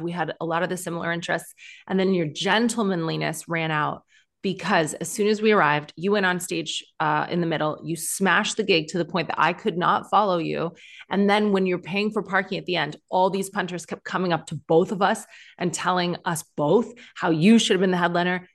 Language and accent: English; Canada; moved away as an adult; also born or lived in Ireland (ancestry); now in United Kingdom; when you are, uh, Celtic skinned like me, but grew up in Canada